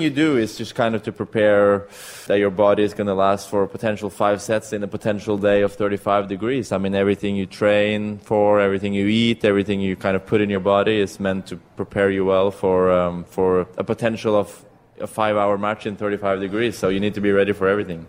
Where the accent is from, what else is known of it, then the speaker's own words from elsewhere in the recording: Norway; I'm from Europe